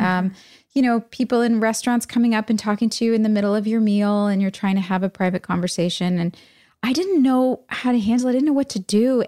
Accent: New Jersey, United States; moved away as an adult; also born or lived in New York City, New York / Los Angeles, California / Wilmington, North Carolina; I grew up in Jersey and in the city.

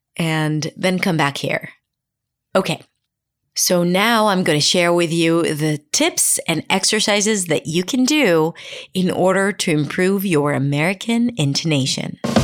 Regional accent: Israel; first language Hebrew; English is a second language; Hebrew, for example, my native language, is a lot more monotone. And if I were to apply the Israeli intonation

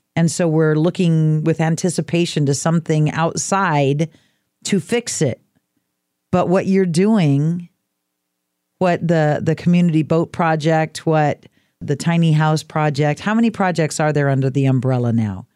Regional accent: Oregon coast, United States; I was raised on the Oregon coast

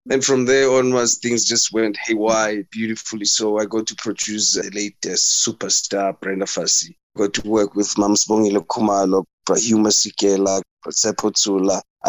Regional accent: Katlehong, east of Johannesburg, Gauteng, South Africa; from Guatemala in the east end of Johannesburg, Gauteng.

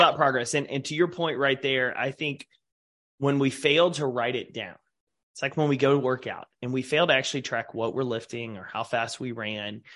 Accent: East Texas, United States; growing up in East Texas

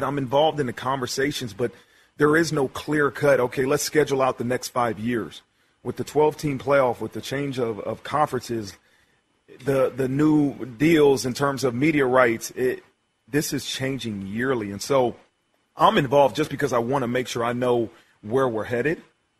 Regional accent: Ohio, United States; Yeah, I was from Ohio. My father's from Columbus, Ohio. Grew up, all I did was watch Ohio State.

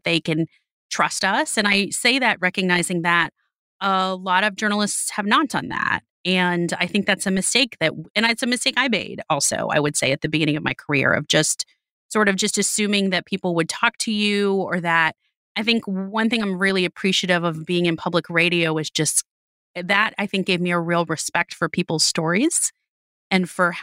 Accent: Miami, Florida, United States; moved away; I was born and raised in Miami

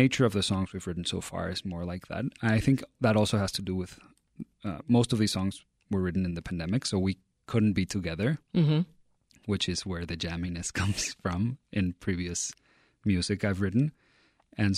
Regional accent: Mexico City, Mexico; moved away as an adult; now in Chicago, United States; From Mexico City, born and raised there

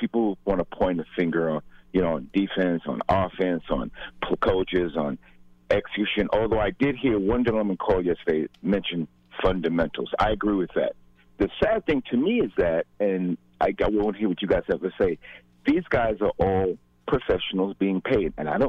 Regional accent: Brooklyn, New York, United States; also born or lived in South Carolina; No, actually, I'm actually right in Bed-Stuy, Brooklyn. I was born in South Carolina, but raised in Bed-Stuy.

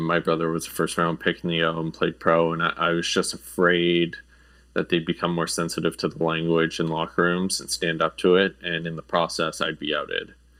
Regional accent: Sudbury, Ontario, Canada; also born or lived in Europe; now in Toronto, Canada; I grew up in Sudbury

